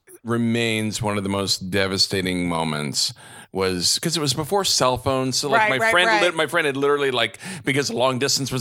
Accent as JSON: {"language": "English", "region": "Texas", "country": "United States", "tie": "born or raised there", "said": "I grew up in Texas."}